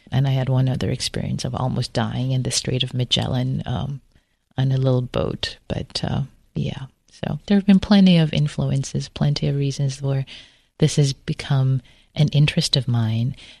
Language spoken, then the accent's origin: English; Tehran, Tehran Province, Iran; moved away; also born or lived in Berkeley, California; I grew up in Tehran